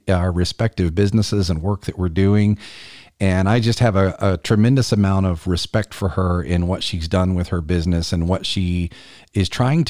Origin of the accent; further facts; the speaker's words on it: South Carolina, United States; South Carolina is my home state